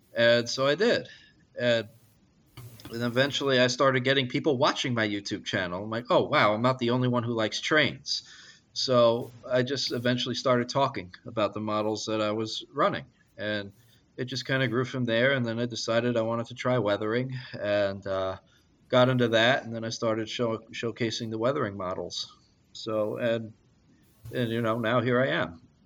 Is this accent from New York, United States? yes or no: yes; Long Island, New York, United States; growing up on Long Island, I just uh, I loved the diesel engines